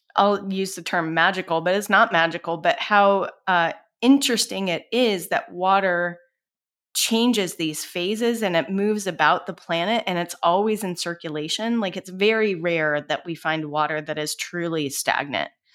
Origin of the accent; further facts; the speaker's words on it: Colorado, United States; So, I grew up in Colorado. I grew up, uh, on a ranch that was surrounded by national forests